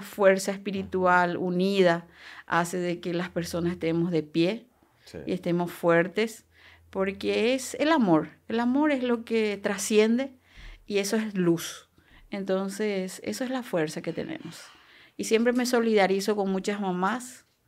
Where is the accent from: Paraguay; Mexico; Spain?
Paraguay; Coronel Oviedo, Caaguazú; born or raised there; also born or lived in Itayurú, Misiones, Paraguay; now in La Paloma, Paraguay